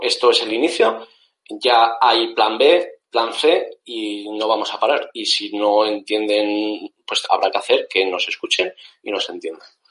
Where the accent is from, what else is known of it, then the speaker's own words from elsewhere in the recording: Zaragoza, Aragon, Spain; now in Málaga, Spain; los dos somos maños, yo soy de Zaragoza, aunque actualmente vivo en Málaga